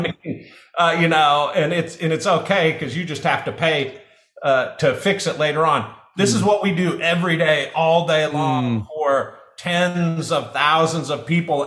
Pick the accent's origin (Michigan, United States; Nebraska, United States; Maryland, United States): Nebraska, United States; I'm from Nebraska